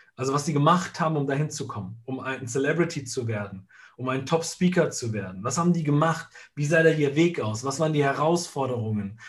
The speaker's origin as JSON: {"language": "German", "country": "Italy", "said": "bei uns in Italien"}